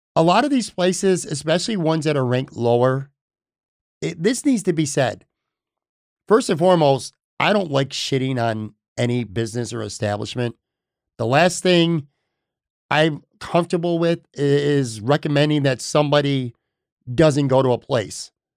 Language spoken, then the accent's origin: English; Buffalo, New York, United States; I grew up on Elmwood Avenue